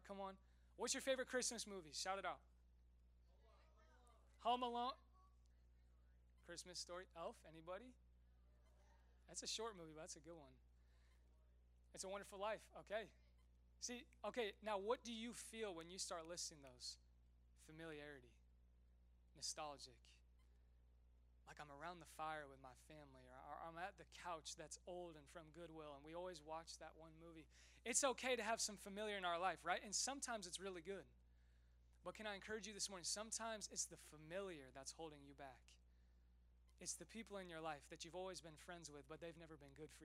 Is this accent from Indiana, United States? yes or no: yes; Westfield, Indiana, United States; moved away; I actually grew up in Westfield. So I'm planting a church in my hometown